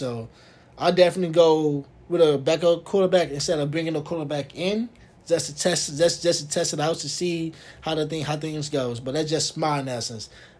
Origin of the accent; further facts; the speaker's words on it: Milwaukee, Wisconsin, United States; I am from Milwaukee, Wisconsin.